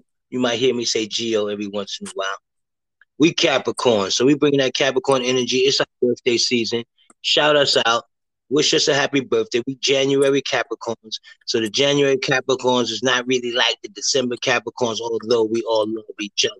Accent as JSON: {"language": "English", "town": "New York City", "region": "New York", "country": "United States", "tie": "born or raised there", "also_born_or_lived": "Harlem", "said": "You know I grew up in the Heights, baby girl."}